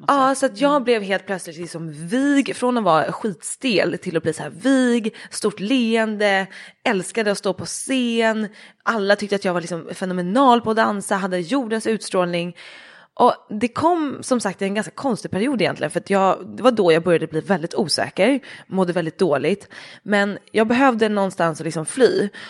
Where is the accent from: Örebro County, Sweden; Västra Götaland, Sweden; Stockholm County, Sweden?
Stockholm County, Sweden; Dalarö; Ute på Dalarö där jag är uppvuxen